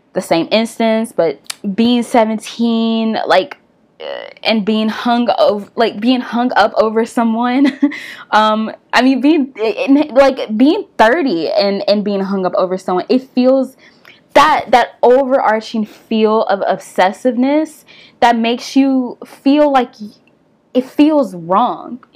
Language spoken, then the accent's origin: English; Nashville, Tennessee, United States; I'm from Tennessee, I'm from Nashville.